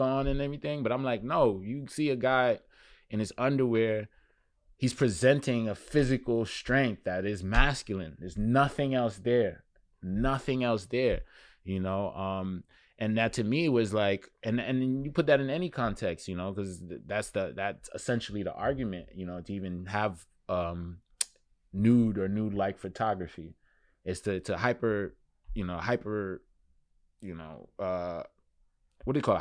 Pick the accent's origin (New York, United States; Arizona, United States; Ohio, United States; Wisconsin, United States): New York, United States; New York City; also born or lived in Crown Heights, Brooklyn; I was born in Crown Heights, Brooklyn, and grew up in Flatbush, and now I'm in Clinton Hill.